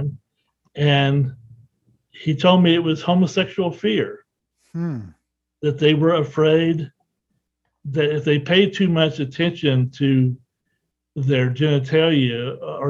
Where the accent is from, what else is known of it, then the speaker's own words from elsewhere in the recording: the South, United States; I grew up in the South